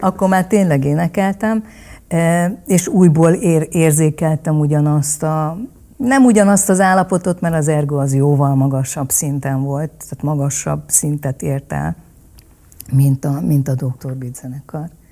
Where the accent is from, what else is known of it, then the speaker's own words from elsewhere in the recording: Hungary; also born or lived in Vietnam / Munich, Germany / Vienna, Austria; Ez csak Magyarországhoz köt